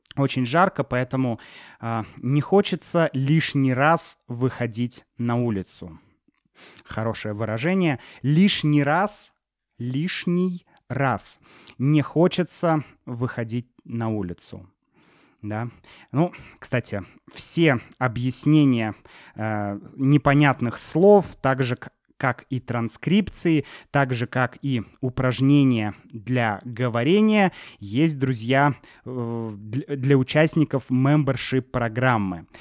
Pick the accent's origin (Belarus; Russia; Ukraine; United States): Russia; Saint Petersburg; мы из Санкт-Петербурга, вот туристы